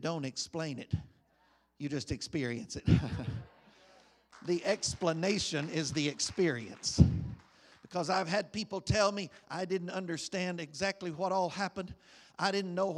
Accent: United States; As an American citizen

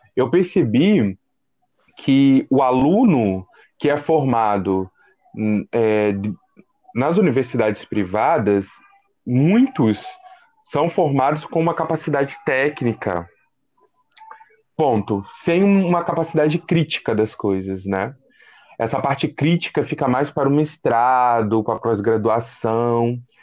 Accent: Ubá, Minas Gerais, Brazil; moved away as an adult; also born or lived in Rio de Janeiro; eu saí de Minas Gerais, uma cidade bem pacata, chamada Ubá, Zona da Mata, e vim para a Cidade Grande, né? Então, era o menino da roça na Cidade Grande

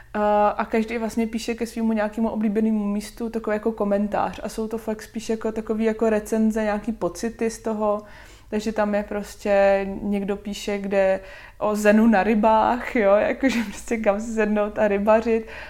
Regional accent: Šluknov, Ústí nad Labem Region, Czechia; moved away as an adult; now in Hradec Králové, Czechia; já pocházím ze Šluknova, Moje mamka je úřednice, můj táta je policajt

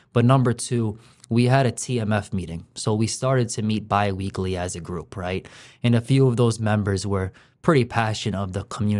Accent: Chicago, Illinois, United States; now in Lawrence, United States; I'm from Chicago, Illinois. I'm in Lawrence, Massachusetts.

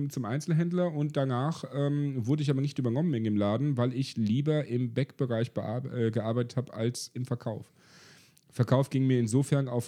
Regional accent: East Germany, Germany; hi, ich bin Ossi, ich will hier arbeiten.

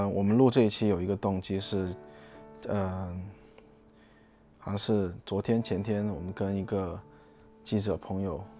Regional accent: China; now in Singapore; 我们自己来聊一聊我们在新加坡看到的华人新年，感受到的华人新年和我们小时候在中国的华人新年有什么不一样？

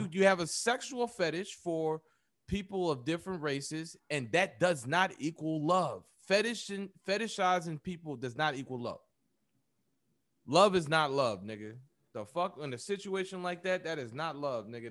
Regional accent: United States; us here in America, black people in America, we are American not by choice, but we are still African by blood

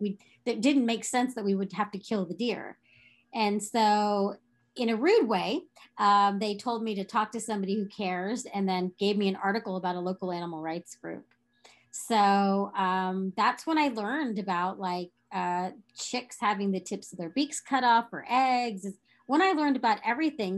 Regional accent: Texas, United States; growing up in Texas

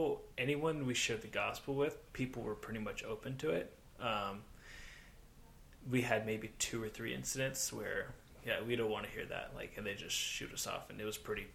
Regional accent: United States; being American

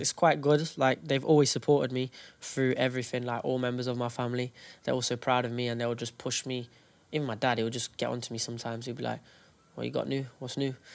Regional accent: Derby, East Midlands, United Kingdom; we're from Derby

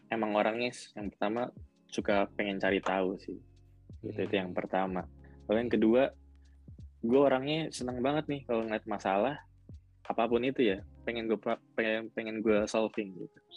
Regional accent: Jakarta, Indonesia; also born or lived in East Java; enggak, gue orang Jakarta. Gue sempet SMP di Jawa Timur setahun.

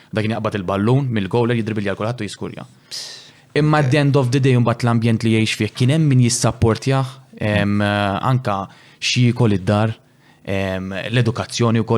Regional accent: Malta; dejjem xtaqt inkun l-aħjar fost f'pajjiżi, jien dejjem xtaqt nagħmel isem lil pajjiżi.

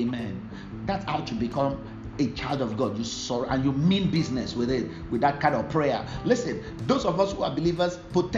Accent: Ibadan, Oyo, Nigeria; During that period, I normally lived in Ibadan

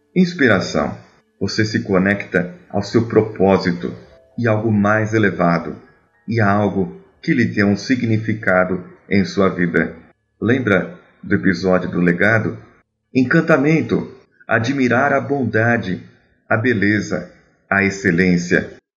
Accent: São Paulo, Brazil; sou paulistano

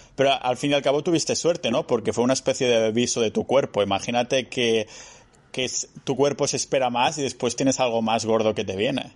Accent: near Barcelona, Catalonia, Spain; moved away as an adult; now in Estonia; Cuando estaba en mi pueblo cerca de Barcelona

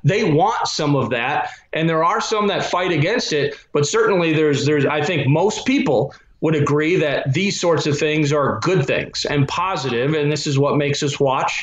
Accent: Minnesota, United States; I'm from Minnesota. I adore Minnesota

